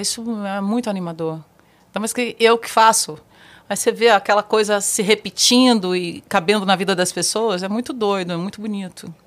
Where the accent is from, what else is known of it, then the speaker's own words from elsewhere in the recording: Mato Grosso, Brazil; moved away; also born or lived in Araguaia River; fui criada no Mato Grosso, nasci no Rio Araguaia